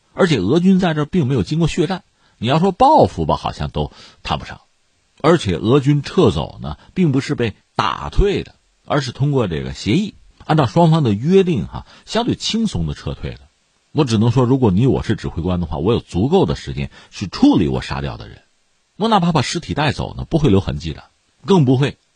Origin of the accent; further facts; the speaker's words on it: China; 对我们中国人来说又回到了，呃，平常的啊，日常的那种紧张、充实的生活之中